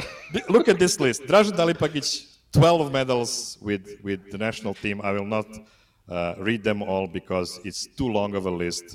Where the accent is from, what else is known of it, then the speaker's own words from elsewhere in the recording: Serbia; born there; English is a second language; So this guy is not from Serbia, but since I was born in Yugoslavia, I want to honor a guy that won the most medal in history of Yugoslavia